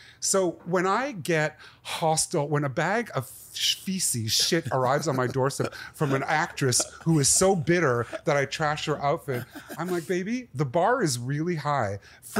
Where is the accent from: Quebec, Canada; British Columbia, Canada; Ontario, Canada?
Quebec, Canada; Montreal; From Montreal. I'm a Canadian. I'm a whole mix of things.